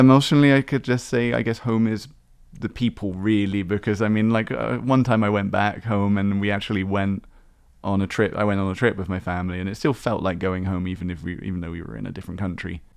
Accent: Exmouth, South West England, United Kingdom; now in Taiwan; my own hometown. Exmouth

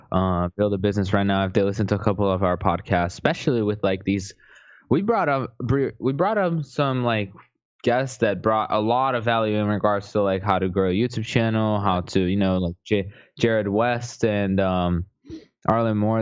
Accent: Brazil; I'm from Brazil

